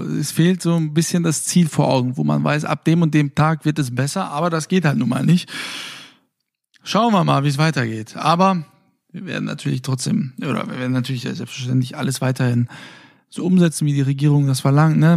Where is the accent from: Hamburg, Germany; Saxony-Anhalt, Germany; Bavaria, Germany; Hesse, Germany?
Hesse, Germany; Fulda; moved away; in meiner Heimatstadt